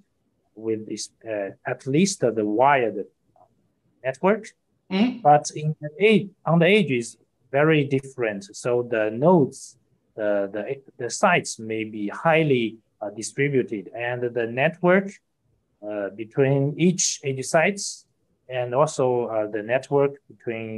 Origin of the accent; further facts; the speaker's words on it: Hangzhou, Zhejiang, China; I'm from Hangzhou, China, a beautiful city